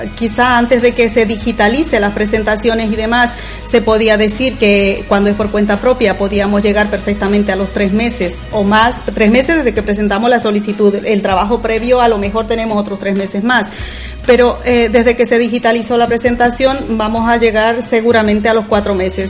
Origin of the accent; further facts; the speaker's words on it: Bolivia; moved away as an adult; also born or lived in Andalusia, Spain; now in Spain; yo soy de Bolivia originalmente, aunque llevo ya aquí afincada pues hace unos 13 años